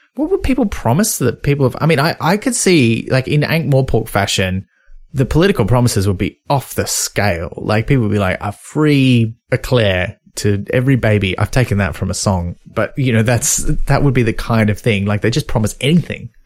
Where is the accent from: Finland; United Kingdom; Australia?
Australia; as an Australian